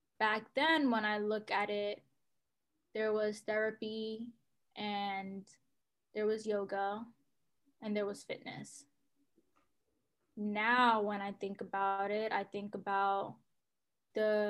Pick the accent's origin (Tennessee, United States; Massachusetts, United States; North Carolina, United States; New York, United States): New York, United States; New York City; I grew up in New York City, have lived in the Bronx for, you know, most of my life, if not Harlem